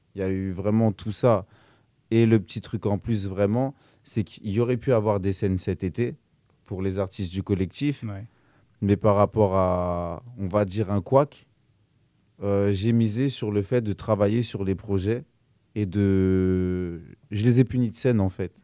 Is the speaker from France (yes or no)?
yes; Évry, Île-de-France, France; moved away; de base, je suis originaire d'Evry, 91, et puis je me suis retrouvé dans la région